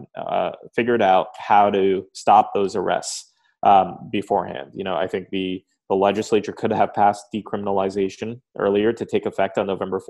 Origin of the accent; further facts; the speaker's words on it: Lawrence Township, New Jersey, United States; I grew up in Lawrence Township, New Jersey, in Mercer County, which is equidistant between Trenton and Princeton